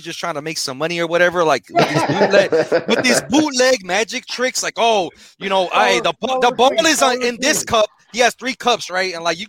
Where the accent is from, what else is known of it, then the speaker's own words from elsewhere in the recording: Chicago, Illinois, United States; I'm from Chicago.